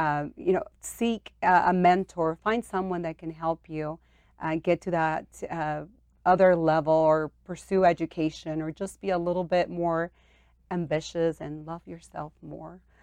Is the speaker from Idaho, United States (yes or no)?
yes; St. Anthony, Idaho, United States; also born or lived in Mexico; born in Mexico and brought to the U S as a very young girl. and I was raised in Saint Anthony, Idaho.